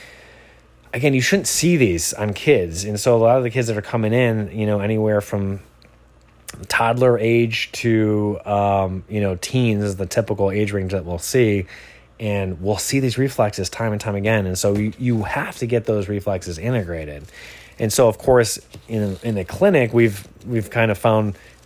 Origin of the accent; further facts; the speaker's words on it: Michigan, United States; now in Encinitas, United States; I'm from Michigan originally